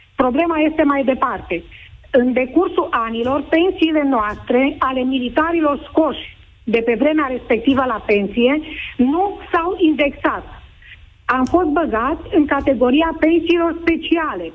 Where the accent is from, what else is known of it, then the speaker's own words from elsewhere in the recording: Oradea, Bihor County, Romania; sunt din Oradea